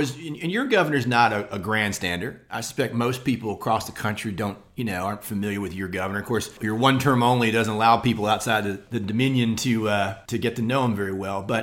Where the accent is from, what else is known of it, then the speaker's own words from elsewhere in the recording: Maryland, United States; moved away; I'm actually from Maryland and originally, and, you know, very familiar with the Eastern Shore